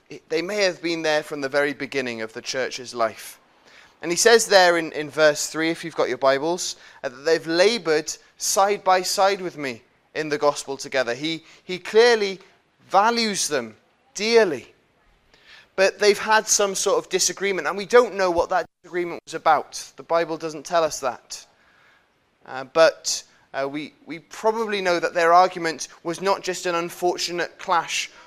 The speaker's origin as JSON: {"language": "English", "country": "United Kingdom", "said": "as British people"}